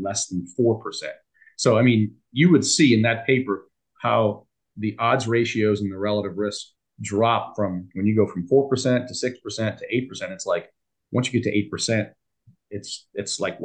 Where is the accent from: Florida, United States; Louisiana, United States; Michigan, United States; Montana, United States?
Louisiana, United States; New Orleans; my hometown in New Orleans